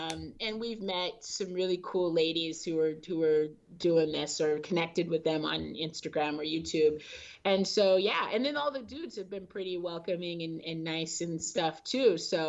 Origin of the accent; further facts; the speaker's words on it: California, United States; I'm from California, so we're out in the... sometimes the East Bay area